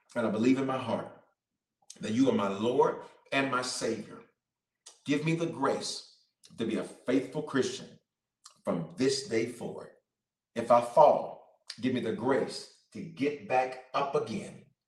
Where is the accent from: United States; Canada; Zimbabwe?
United States; Memphis, Tennessee; moved away; I'm from Memphis down the road